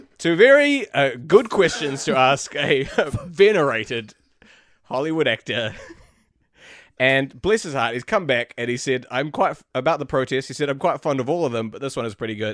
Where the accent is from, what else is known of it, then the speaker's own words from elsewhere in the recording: New Zealand; where I'm from New Zealand